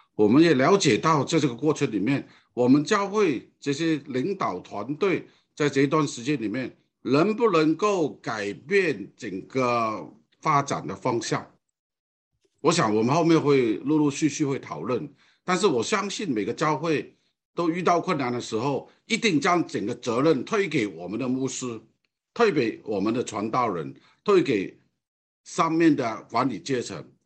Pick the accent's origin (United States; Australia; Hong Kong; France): Hong Kong; Chinese is a second language; moved away as an adult; now in Taiwan; 我讲的这个华语或者国语啊，并不是很完全的标准的原因，因为我的本身是从香港过来的，我在台湾超过五十年的时间，从我大学到现在